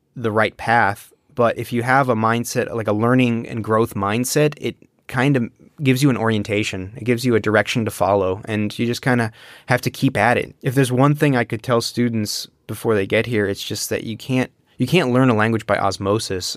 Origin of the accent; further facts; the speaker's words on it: United States; first language English; I'm born and raised in the United States, monolingually, too